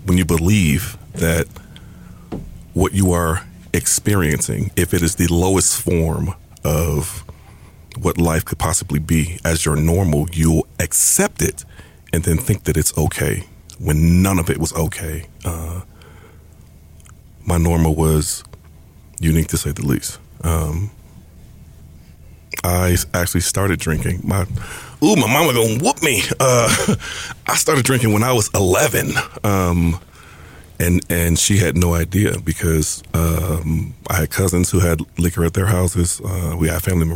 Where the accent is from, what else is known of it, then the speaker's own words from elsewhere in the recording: Detroit, Michigan, United States; I am from Detroit, Michigan